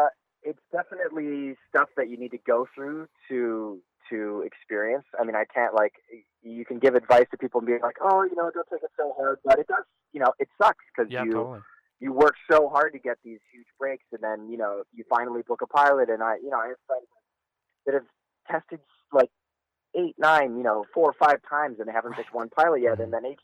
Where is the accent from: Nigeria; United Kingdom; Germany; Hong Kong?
Hong Kong; also born or lived in Vancouver, Canada; And I grew up in Hong Kong, between Hong Kong and Vancouver. So I'm actually Canadian.